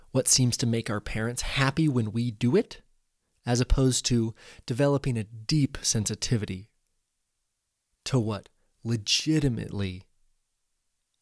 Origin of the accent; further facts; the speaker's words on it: Central Oregon, United States; growing up in Central Oregon